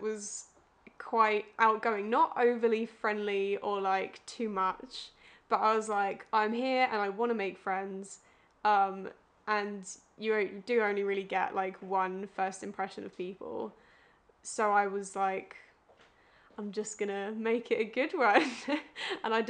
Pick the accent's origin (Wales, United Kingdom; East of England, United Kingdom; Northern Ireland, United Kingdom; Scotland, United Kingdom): East of England, United Kingdom; Romford; I'm from Romford in Essex